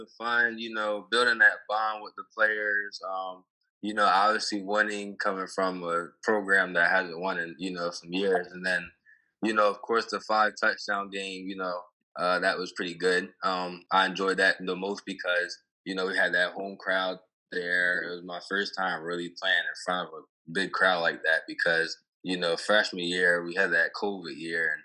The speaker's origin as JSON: {"language": "English", "town": "Snow Hill", "region": "Maryland", "country": "United States", "tie": "born or raised there", "said": "it's my hometown"}